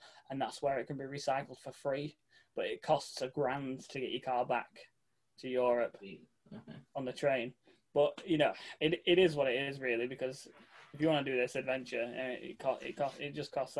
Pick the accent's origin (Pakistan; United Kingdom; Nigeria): United Kingdom; England; I am from England